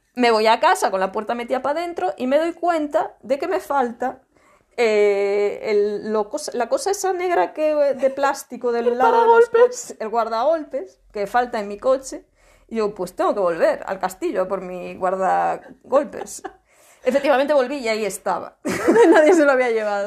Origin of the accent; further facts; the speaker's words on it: Laza, Galicia, Spain; yo soy de mi pueblo, soy de Laza.